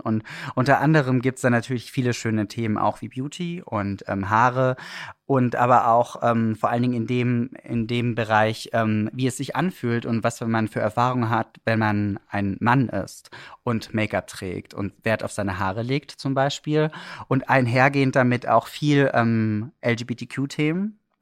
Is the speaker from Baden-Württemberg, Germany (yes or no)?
yes; Swabian Black Forest, Baden-Württemberg, Germany; also born or lived in Stuttgart; now in Berlin, Germany; ich war ein kleiner Junge ähm, im schwäbischen Schwarzwald